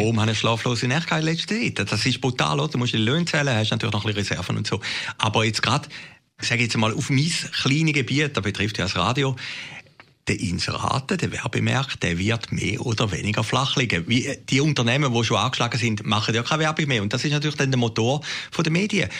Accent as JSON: {"language": "German", "country": "Switzerland", "tie": "born or raised there", "said": "ich bin jetzt dort an Grenzen Grenze aufgewachsen"}